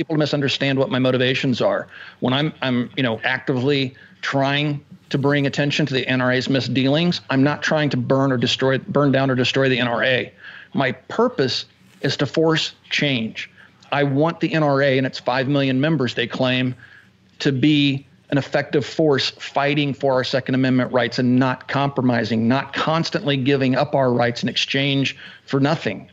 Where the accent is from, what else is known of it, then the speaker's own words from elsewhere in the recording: Kansas, United States; moved away; also born or lived in Indiana; I grew up in Kansas